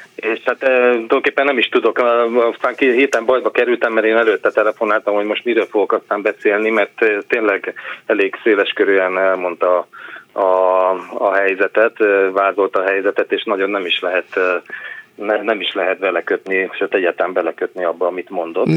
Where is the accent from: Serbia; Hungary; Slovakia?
Hungary; now in Sweden; mint magyar választópolgárok, én is az vagyok még